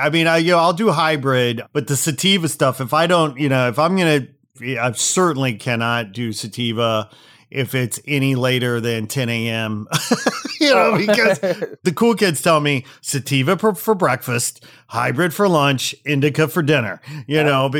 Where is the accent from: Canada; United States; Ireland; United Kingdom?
Canada; You know, like I'm Canadian. I like the indica couch, you know.